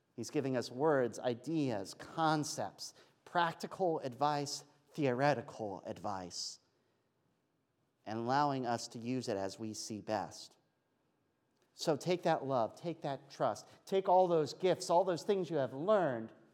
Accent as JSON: {"language": "English", "region": "Pennsylvania", "country": "United States", "said": "I'm from Pennsylvania"}